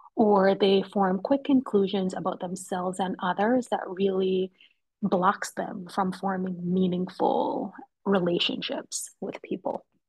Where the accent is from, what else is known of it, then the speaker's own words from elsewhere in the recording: Kingston, Jamaica; now in Philadelphia, United States; I'm originally from Jamaica, Kingston, Jamaica